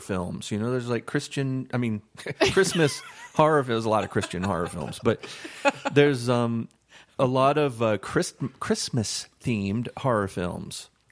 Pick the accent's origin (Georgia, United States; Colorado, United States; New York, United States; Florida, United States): Florida, United States; I grew up in Florida